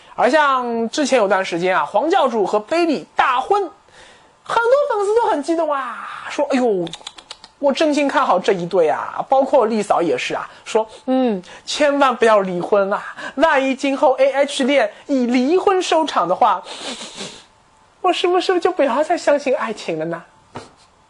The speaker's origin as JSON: {"language": "Chinese", "country": "China", "said": "我们中国人对黄金这个东西啊，向来是不陌生的"}